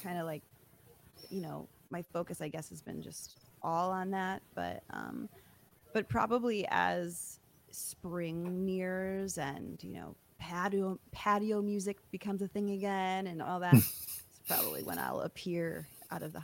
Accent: Michigan, United States; moved away; I grew up in Michigan

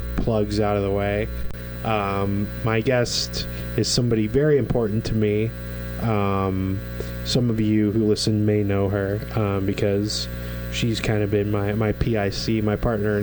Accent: Kansas City, Kansas, United States; 913 baby all day.

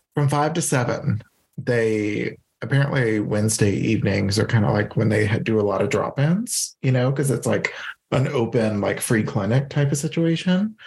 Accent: Louisiana, United States; also born or lived in Iowa; I'm a Louisiana boy

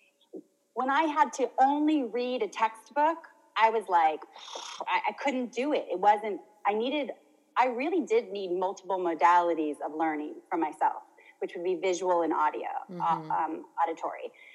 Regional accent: United States; I grew up in America with American, I mean, America's a big continent

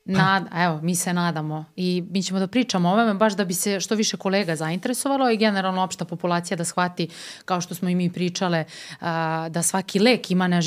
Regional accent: Omoljica, Vojvodina, Serbia; ja sam iz okoline Pančeva, iz Omoljice

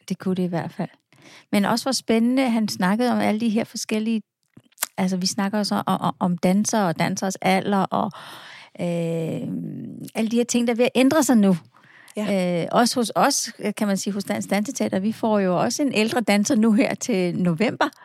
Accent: Falster, Zealand, Denmark; accent: Falster; Jeg kommer fra Falster, det er den, du kan høre

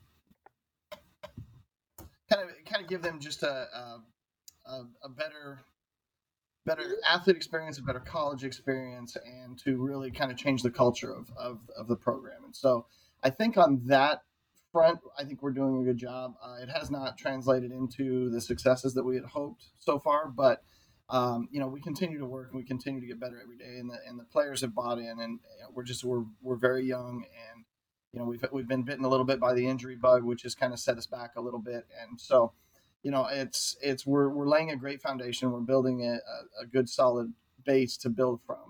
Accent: Eagle, Colorado, United States; also born or lived in Greeley, Colorado; I was born and raised in Eagle, Colorado, which is up in Vail

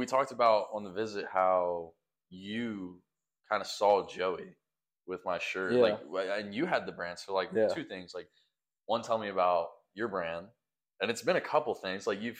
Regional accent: the South, United States; We're from the South. So like, yeah, we love the outdoors, man.

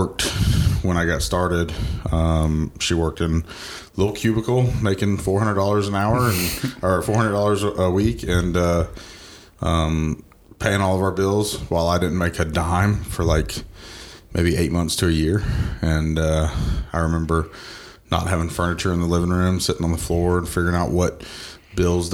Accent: Georgia, United States; I'm actually born and raised in Georgia. I grew up here my entire life. Went to Parkview High School

